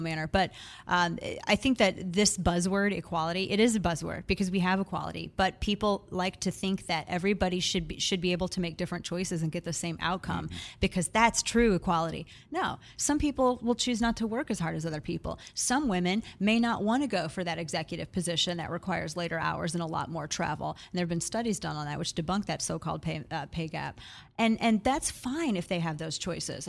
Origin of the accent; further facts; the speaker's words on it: Missouri, United States; My, my home state is Missouri.